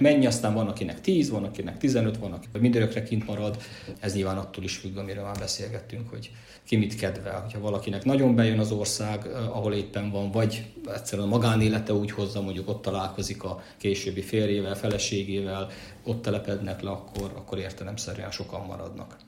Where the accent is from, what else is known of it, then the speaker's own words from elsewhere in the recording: Szolnok, Jász-Nagykun-Szolnok, Hungary; moved away as an adult; also born or lived in Kisújszállás; now in United States; itt születtem